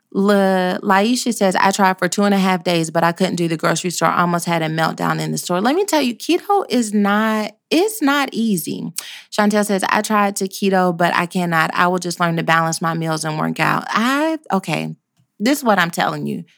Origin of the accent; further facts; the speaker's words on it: Texas, United States; we are the South as well. you can't get no more Southern than where we are